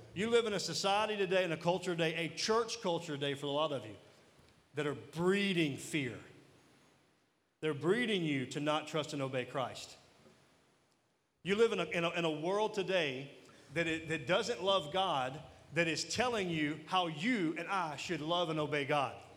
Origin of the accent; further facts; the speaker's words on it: Mississippi, United States; I am from Mississippi